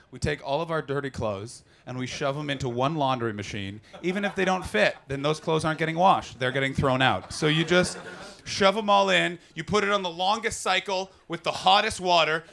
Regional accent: Canada; as a Canadian

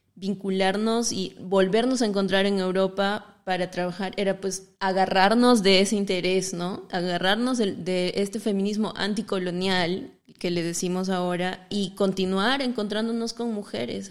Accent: the jungle of Cusco, Peru; soy de el Perú, de la selva del Cusco, en el Perú

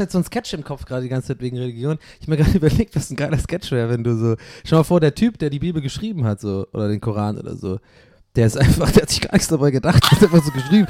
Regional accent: Ireland; moved away; Ich bin ja in Irland aufgewachsen

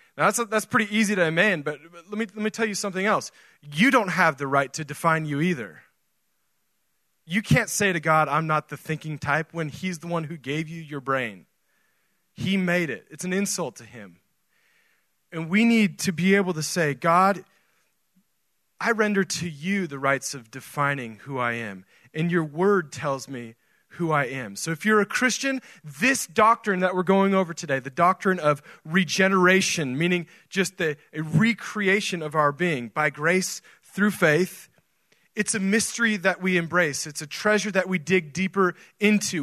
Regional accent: Oregon, United States; now in Texas, United States; I grew up in Oregon

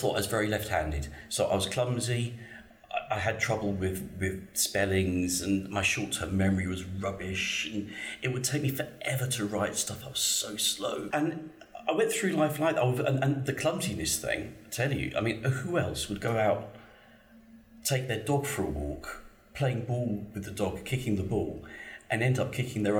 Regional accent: Gravesend, South East England, United Kingdom; accent: posh; I was born in Gravesend

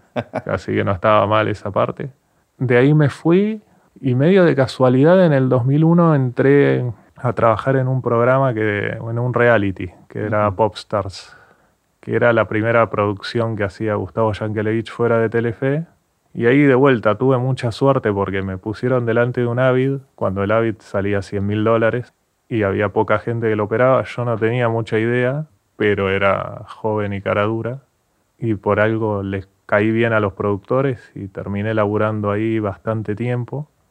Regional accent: Billinghurst, Buenos Aires Province, Argentina; also born or lived in Villa Bosch, Tres de Febrero; soy de, de Billinghurst en San Martín, estudié en Villavoz, que es 3 de febrero

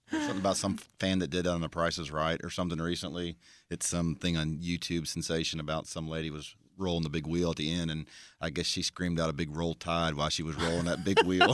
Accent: Florida, United States; moved away; I'm from Florida

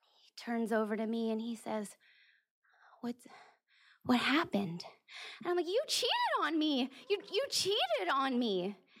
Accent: California, United States; moved away; my home state of California

